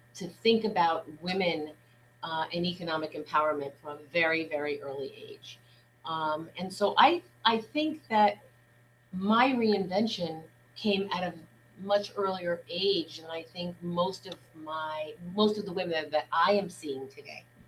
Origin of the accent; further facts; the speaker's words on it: New York City, New York, United States; I grew up in Brooklyn, New York